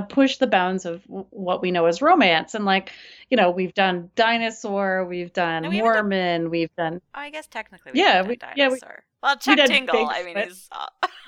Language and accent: English; Toronto, Ontario, Canada; moved away; I grew up in Toronto